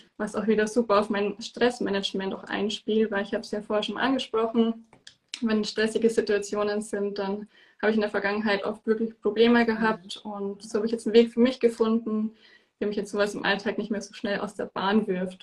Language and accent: German; near Munich, Bavaria, Germany; ich komme aus der Nähe von München